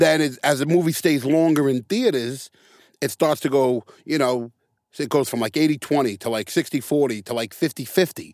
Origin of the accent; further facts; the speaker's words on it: New York City, New York, United States; also born or lived in Santa Monica; now in Long Beach, United States; I grew up in the Bronx.